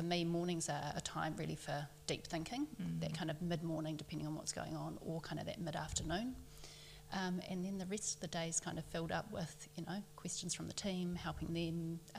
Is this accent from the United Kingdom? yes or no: no; Auckland, New Zealand; I grew up in Auckland.